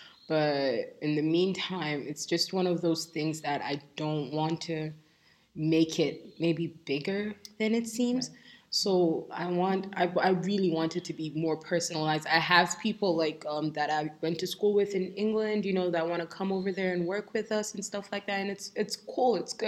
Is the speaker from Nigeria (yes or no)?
yes; Nigeria; And for me, as a Nigerian, like I said before, I feel like it is our duty